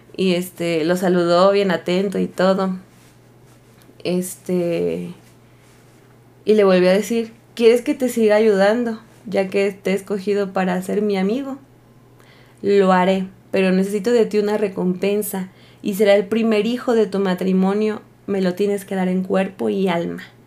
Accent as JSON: {"language": "Spanish", "town": "Taxco", "region": "Guerrero", "country": "Mexico", "said": "yo soy de Tasco Guerrero"}